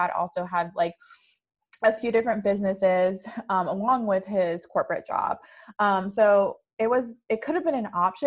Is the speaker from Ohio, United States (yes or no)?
no; Sacramento, California, United States; I'm born and raised Sacramento, California